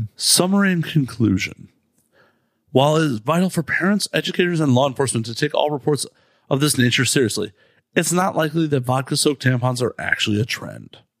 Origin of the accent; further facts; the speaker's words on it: Chicago, Illinois, United States; we're both from Chicago.